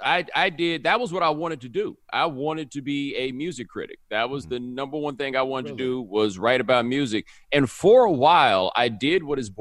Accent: Houston, Texas, United States; I'm from Houston

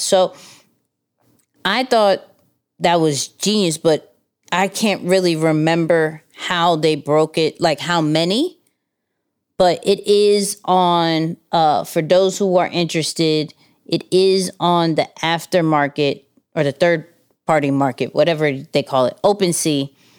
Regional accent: New York City, New York, United States; we're from Queens

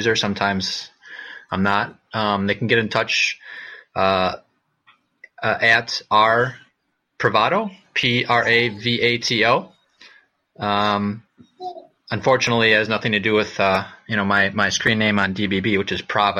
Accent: within an hour of Detroit, Michigan, United States; moved away as an adult; also born or lived in China / Ann Arbor; before that, I spent all my time in Michigan.

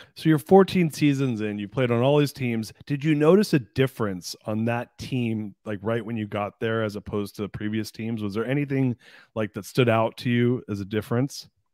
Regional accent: Anaheim, California, United States; I was born in Anaheim, and I grew up in Orange County.

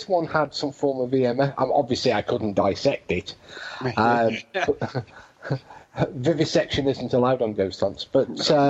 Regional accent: United Kingdom; Yeah, well, being British, but the on-off switch was a squeeze.

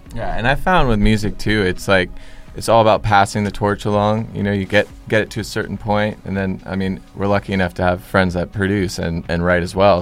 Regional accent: Westlake Village, California, United States; we came from Westlake Village

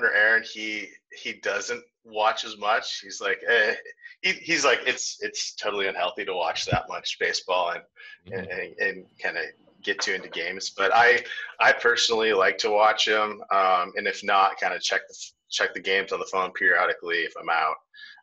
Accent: Chicago, Illinois, United States; I was born in Chicago, and I'm kind of a Chicago sports loyalist

